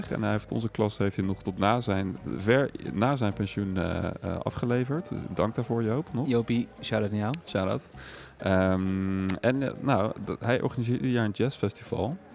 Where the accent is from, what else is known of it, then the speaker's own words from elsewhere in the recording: Epe, Gelderland, Netherlands; ik kom uit Epe overigens. Ik kom niet uit Heerde. Oké, Maar van de Veluwe.